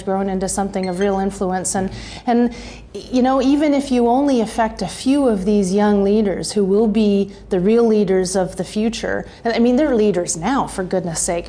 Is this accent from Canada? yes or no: yes; Canada; I'm Canadian